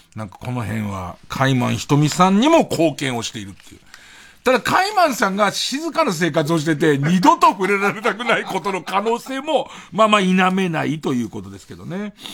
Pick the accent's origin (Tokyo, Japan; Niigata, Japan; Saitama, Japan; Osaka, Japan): Tokyo, Japan; Arakawa; 僕たちの生まれ育った荒川区